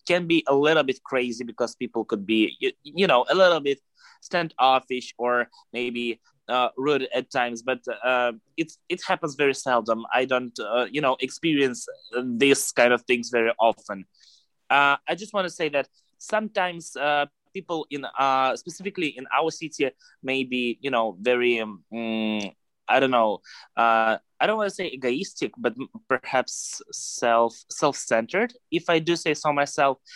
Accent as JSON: {"language": "English", "region": "Moscow", "country": "Russia", "said": "I'm from Moscow, Russia, from the capital of Russia, basically."}